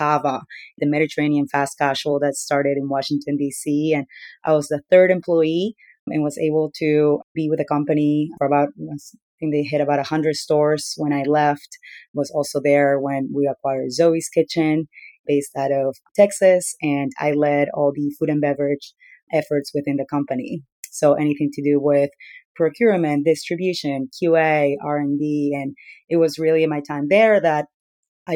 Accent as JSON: {"language": "English", "country": "Peru", "tie": "born or raised there", "moved": "yes", "said": "So I was born and raised in Peru myself."}